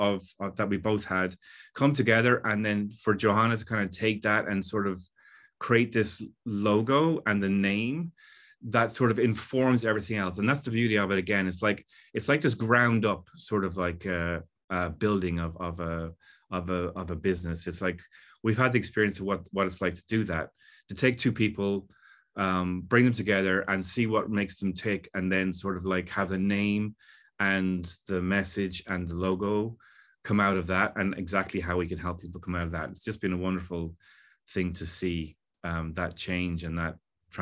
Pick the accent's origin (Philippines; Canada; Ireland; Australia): Ireland; also born or lived in England; now in Los Angeles, United States; I was born in England to Irish parents and then moved to Ireland where I was considered English. And, you know, I've never felt fully either one. And now I'm living in Los Angeles